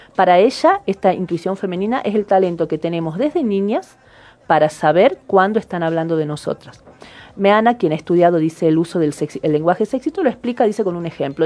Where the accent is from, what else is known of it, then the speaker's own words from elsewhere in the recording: Argentina; nosotros como argentinos